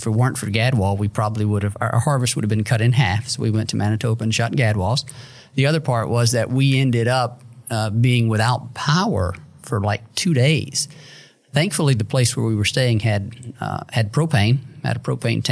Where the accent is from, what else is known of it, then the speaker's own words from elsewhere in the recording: North Mississippi, United States; now in Memphis, United States; I live in Memphis now. I grew up in North Mississippi